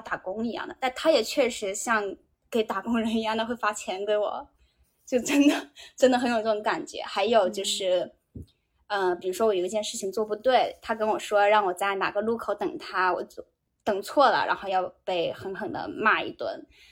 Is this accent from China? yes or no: yes; Guizhou, China; moved away as an adult; now in Japan; 哥们，我是我是贵州人，有的时候普通话有点有点奇怪啊。